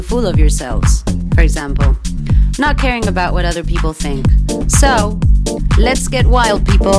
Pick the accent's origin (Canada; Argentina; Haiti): Argentina; I'm from Argentina